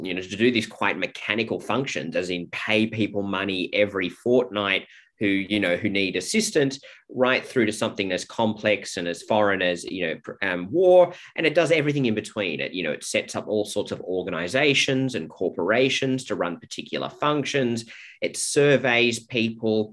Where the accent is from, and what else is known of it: Australia